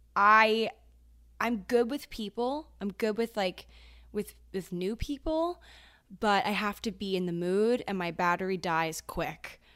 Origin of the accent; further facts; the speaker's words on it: Maryland, United States; moved away as an adult; now in New York, United States; I am from Maryland